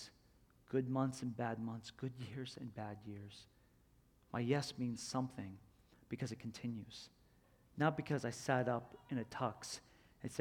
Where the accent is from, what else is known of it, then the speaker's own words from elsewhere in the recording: Florida, United States; I'm from Florida